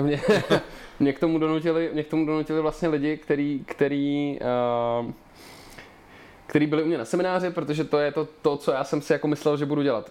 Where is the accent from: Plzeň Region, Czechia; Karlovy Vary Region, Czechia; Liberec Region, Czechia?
Liberec Region, Czechia; Liberec; moved away as an adult; now in Prague, Czech Republic; já mám na dětství v Liberci jenom ty nejhorší vzpomínky